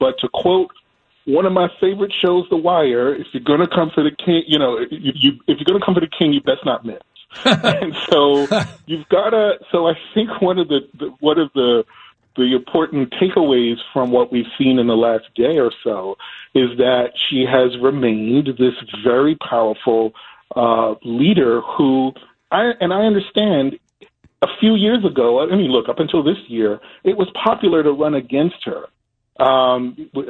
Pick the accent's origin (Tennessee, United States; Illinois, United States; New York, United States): New York, United States; my home state in New York